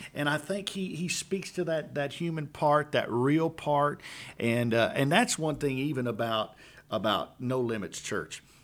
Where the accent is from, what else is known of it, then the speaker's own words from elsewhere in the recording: Louisiana, United States; now in Conroe, United States; I'm from Louisiana